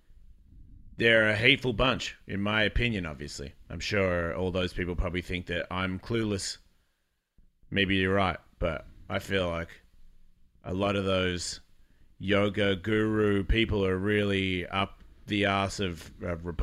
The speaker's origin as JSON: {"language": "English", "country": "Australia", "moved": "yes", "said": "I am Australian"}